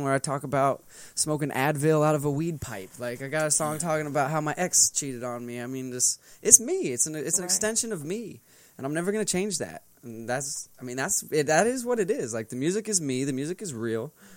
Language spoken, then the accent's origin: English; Colorado, United States; moved away as an adult; also born or lived in Oklahoma City, Oklahoma / Cincinnati, Ohio; now in Dallas, United States; So I grew up in Colorado. Did most of my growing up years in Colorado